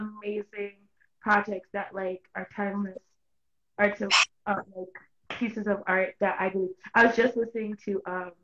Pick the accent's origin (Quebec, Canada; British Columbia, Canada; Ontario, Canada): Ontario, Canada; Toronto; I'm from Toronto, Canada